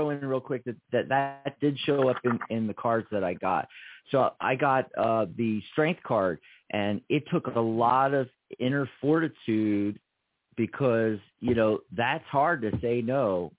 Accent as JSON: {"language": "English", "region": "California", "country": "United States", "said": "I was a … from Southern California. And, you know, almost the same age. You know, I'm 58."}